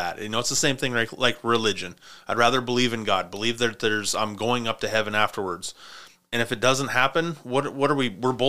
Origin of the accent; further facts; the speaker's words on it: Montana, United States; now in Spokane, United States; I grew up in Montana. I've got that in my blood.